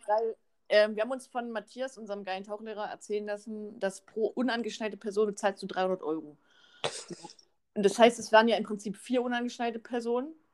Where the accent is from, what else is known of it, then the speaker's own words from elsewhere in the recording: Cloppenburg, Lower Saxony, Germany; bei mir in Kloppenburg, ich kann da so gut leben